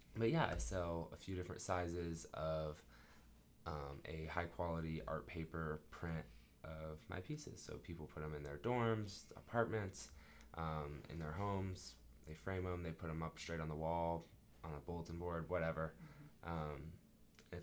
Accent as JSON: {"language": "English", "town": "Dublin", "region": "Ohio", "country": "United States", "moved": "as an adult", "lives_now": "Knoxville, United States", "said": "I'm from Dublin, Ohio, which is about 15 minutes outside of Columbus, Ohio, our capital"}